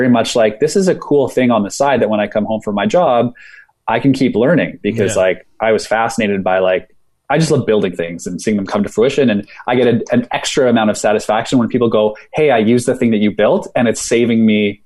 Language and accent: English; Saskatchewan, Canada; moved away as an adult; I'm from Saskatchewan